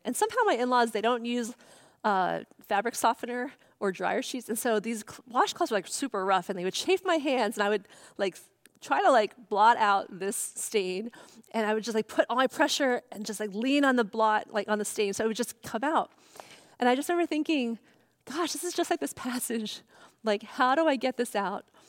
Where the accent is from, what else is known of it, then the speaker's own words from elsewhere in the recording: Long Island, New York, United States; also born or lived in Boston; now in California, United States; I grew up in New York. Um, my family's Chinese by background, and, um, my, I was raised in Long Island, New York